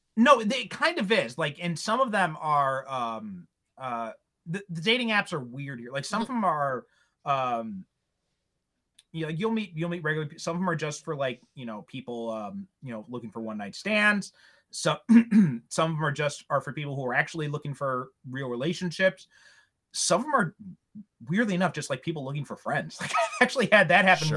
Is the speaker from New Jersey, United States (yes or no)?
no; Chicago suburbs, Illinois, United States; moved away as an adult; now in Japan; a guy from Chicago originally